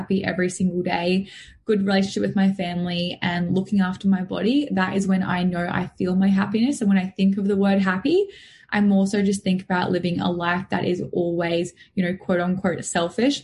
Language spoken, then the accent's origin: English; Noosa, Queensland, Australia; also born or lived in Mooloolaba; I'm from Sunshine Coast, still on the Sunshine Coast, but I was always sort of brought up down Noosa way